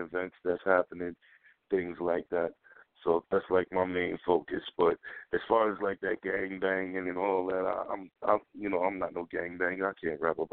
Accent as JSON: {"language": "English", "town": "Passaic", "region": "New Jersey", "country": "United States", "tie": "born or raised there", "said": "where I'm from Passaic."}